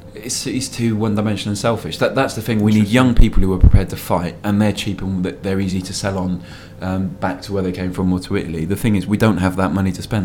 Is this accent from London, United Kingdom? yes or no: no; Cardiff, Wales, United Kingdom; It was Cardiff, it's my hometown